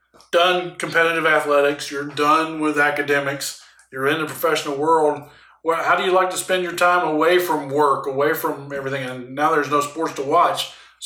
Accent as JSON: {"language": "English", "town": "Huntsville", "region": "Alabama", "country": "United States", "tie": "born or raised there", "moved": "yes", "said": "John Stallworth, because he was from my hometown."}